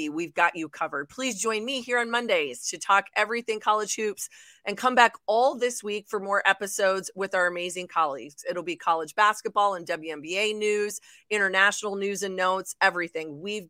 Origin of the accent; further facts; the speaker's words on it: Midwest, United States; All right, Alex, before I let you go, I'm a Midwesterner here. You know, the Big 12 is my wheelhouse.